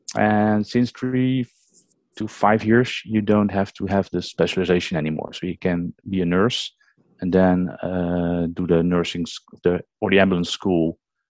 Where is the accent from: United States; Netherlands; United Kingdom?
Netherlands; English is a second language; from the Netherlands. And I'm as we call it, ambulance nurse, because they don't have a paramedic system over here.